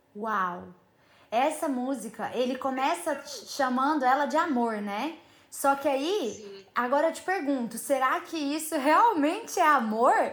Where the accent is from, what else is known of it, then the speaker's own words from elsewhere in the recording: Uberaba, Minas Gerais, Brazil; Eu cresci ouvindo essas músicas, porque sou de Uberaba, Minas Gerais, beijo pra minha terra raiz